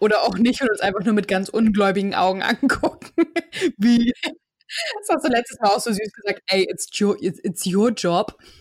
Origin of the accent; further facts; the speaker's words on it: Hamburg area, Germany; also born or lived in Kiel, Germany; bin ja in Kiel geboren, fühle mich aber als Hamburgerin. So bin auch im Umkreis von Hamburg aufgewachsen. Seit meinem 14. Lebensjahr wohne ich in Hamburg